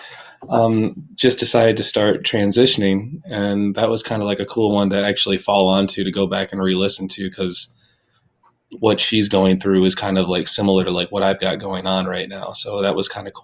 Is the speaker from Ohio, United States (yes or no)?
yes; Sandusky, Ohio, United States; I'm from Sandusky, Ohio